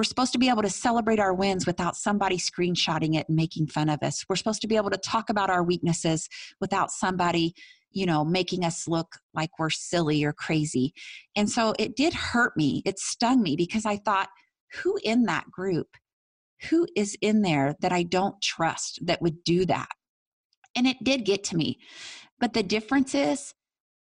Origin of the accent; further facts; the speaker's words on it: Tell City, Indiana, United States; my hometown, Tell City, Indiana